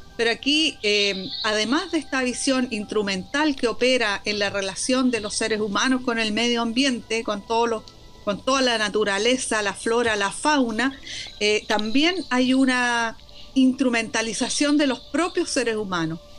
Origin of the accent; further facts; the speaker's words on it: Valparaíso, Chile; also born or lived in Belgium; soy porteña, soy porteña, soy porteña, nacida y criada. Y, bueno, siempre feliz en mi, en mi ciudad.